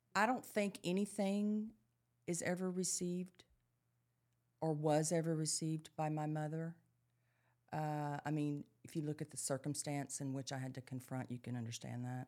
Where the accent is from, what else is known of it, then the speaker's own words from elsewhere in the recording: Dallas, Texas, United States; growing up in Dallas